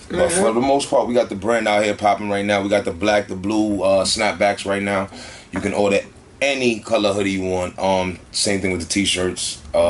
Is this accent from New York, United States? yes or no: yes; Bronx, New York, United States; From uptown in the Bronx. You know what I'm saying? We don't consider this part of New York uptown.